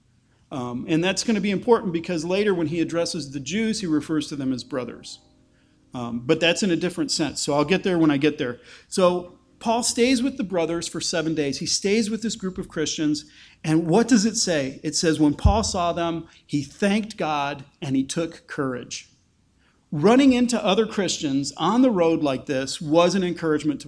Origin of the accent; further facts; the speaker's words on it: Taylor, Michigan, United States; moved away as an adult; also born or lived in Chicago northern suburbs (Grayslake); now in Lancaster, United States; I grew up downriver from Detroit in a suburb called Taylor. But if I tell people I grew up in Taylor, Michigan, they give you the blank stare